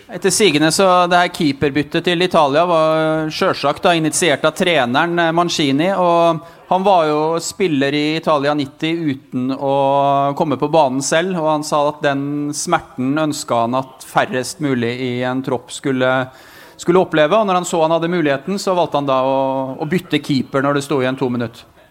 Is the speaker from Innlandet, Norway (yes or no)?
yes; Otta, Innlandet, Norway; moved away; hjemme på Otta